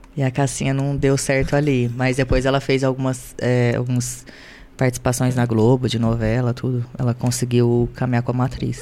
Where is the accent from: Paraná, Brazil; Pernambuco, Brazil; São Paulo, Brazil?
Paraná, Brazil; Londrina; moved away as an adult; also born or lived in Grandes Rios, Brazil; now in Rio de Janeiro, Brazil; eu vim de Grandes Rios, depois para Londrina